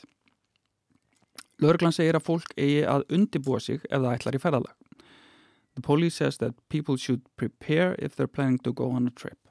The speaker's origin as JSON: {"language": "English", "town": "Akureyri", "region": "Northeastern Region", "country": "Iceland", "moved": "yes", "lives_now": "Reykjavík, Iceland", "said": "I come from Akureyri in the north, a smaller town, and I had to get used to locking, for example, cars and places when I moved here to Reykjavik"}